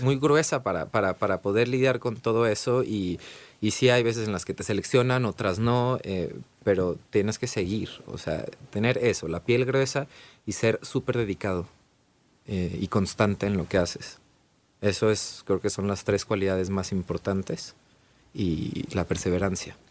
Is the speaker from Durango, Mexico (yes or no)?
no; Guadalajara, Jalisco, Mexico; moved away as an adult; also born or lived in Ireland; yo soy de Guadalajara, Jalisco